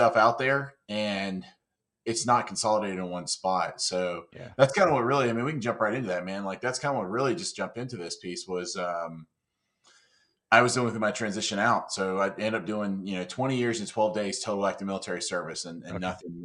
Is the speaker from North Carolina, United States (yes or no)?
yes; North Carolina, United States; I grew up in North Carolina